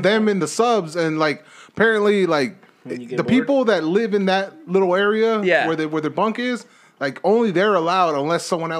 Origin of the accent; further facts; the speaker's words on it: Los Angeles, California, United States; moved away as an adult; now in Texas, United States; I'm from Los Angeles.